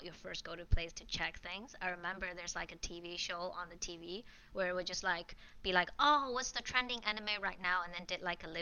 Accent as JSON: {"language": "English", "country": "China", "tie": "born or raised there", "also_born_or_lived": "Hong Kong", "moved": "as an adult", "said": "I grew up in China, born and raised"}